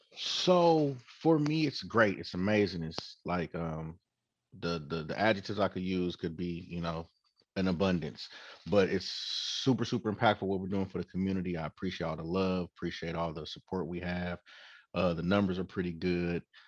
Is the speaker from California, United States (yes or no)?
yes; Oakland, California, United States; born and raised in Oakland, um, as you said, fifth generation, and um, graduated high school in Oakland